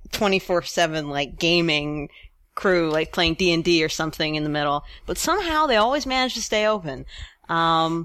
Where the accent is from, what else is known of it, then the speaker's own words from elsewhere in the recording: Allentown, Pennsylvania, United States; moved away; my hometown in Allentown